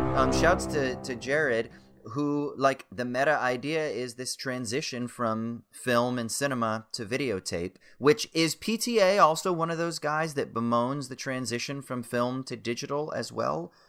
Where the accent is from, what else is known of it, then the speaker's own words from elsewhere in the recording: Orange County, California, United States; I'm from Orange County